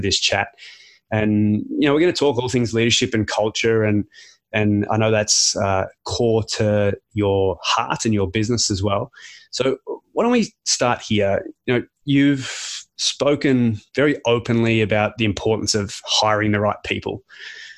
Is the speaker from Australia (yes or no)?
yes; Australia; as an Australian